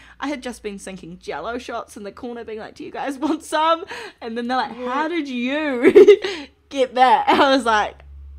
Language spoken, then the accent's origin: English; New Zealand; moved away; I couldn't part with it when I came from New Zealand, so brought it with me.